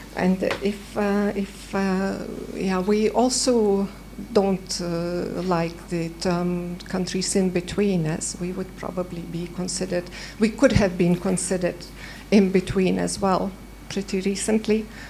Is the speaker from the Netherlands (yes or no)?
no; Canada; now in Paris, France; I'm from Canada, first year master's student at Sciences Po studying security